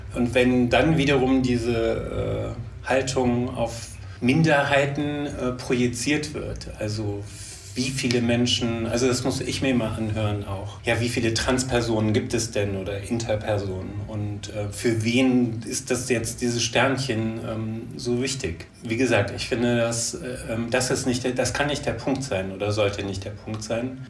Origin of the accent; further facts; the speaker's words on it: Leverkusen, North Rhine-Westphalia, Germany; ich komme aus Leverkusen. Äh, ursprünglich bin ich dort geboren und aufgewachsen.